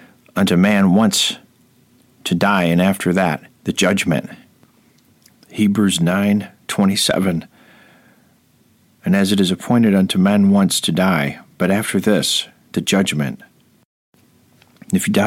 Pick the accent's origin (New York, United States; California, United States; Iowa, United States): New York, United States; Rome; my hometown of Rome, New